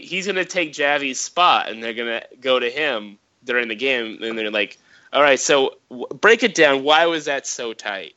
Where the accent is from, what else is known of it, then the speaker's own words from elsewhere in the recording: California, United States; moved away; I'm from California.